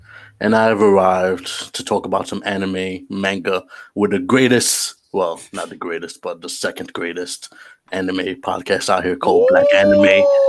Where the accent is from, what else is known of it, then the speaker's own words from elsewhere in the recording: Jamaica; I'm Jamaican.